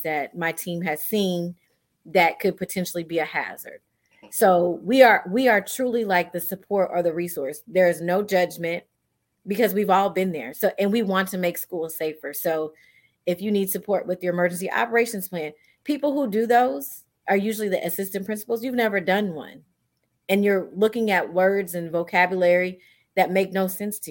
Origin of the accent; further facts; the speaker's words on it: Iowa, United States; moved away as an adult; now in Houston, United States; I'm originally from Iowa, so I'm not even from Houston